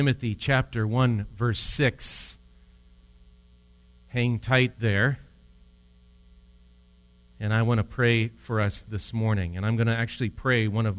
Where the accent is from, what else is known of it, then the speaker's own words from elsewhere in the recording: Switzerland; I'm from Switzerland, and one historian has written about my homeland, and so I like this, what he wrote.